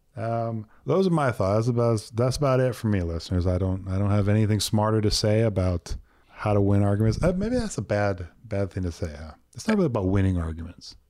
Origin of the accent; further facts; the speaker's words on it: Texas, United States; I was born in Texas